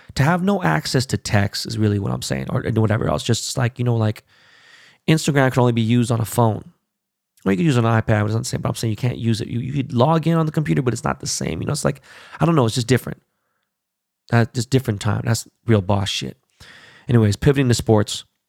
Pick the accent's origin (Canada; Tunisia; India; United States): United States; Los Angeles, California; my hometown of my strain in L